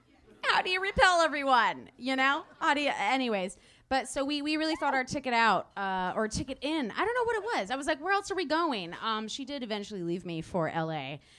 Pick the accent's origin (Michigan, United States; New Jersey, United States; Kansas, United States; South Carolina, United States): Michigan, United States; Detroit; So we're both like aggressively Midwestern. You know, I'm from the Detroit area.